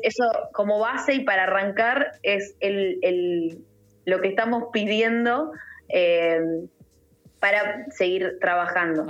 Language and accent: Spanish; Argentina; nosotros estemos eh, sólidos como, como argentinos